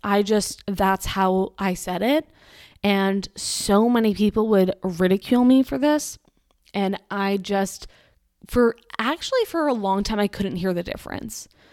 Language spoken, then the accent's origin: English; Massachusetts, United States; I'm from Massachusetts